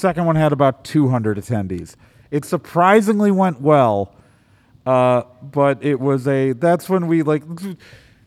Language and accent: English; Milwaukee, Wisconsin, United States; as a kid growing up in Milwaukee